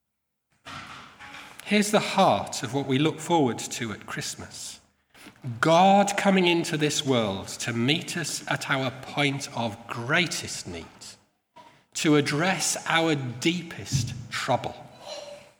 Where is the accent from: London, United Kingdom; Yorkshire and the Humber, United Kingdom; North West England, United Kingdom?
Yorkshire and the Humber, United Kingdom; I come from Yorkshire